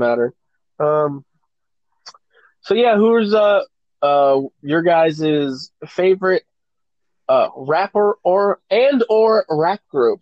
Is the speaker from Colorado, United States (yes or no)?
no; Southern California, United States; We're all around the same age, and we grew up in Southern California